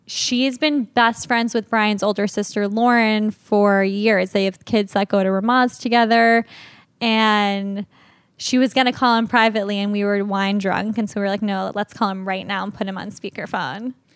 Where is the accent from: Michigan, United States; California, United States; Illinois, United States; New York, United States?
New York, United States; Locust Valley; I was born in New York City and then we moved to the North Shore of Long Island